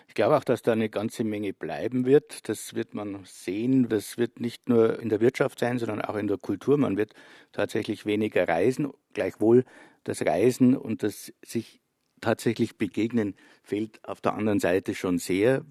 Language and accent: German; northeastern Bavaria, Germany; Ich bin in der Provinz aufgewachsen, in Nordostbayern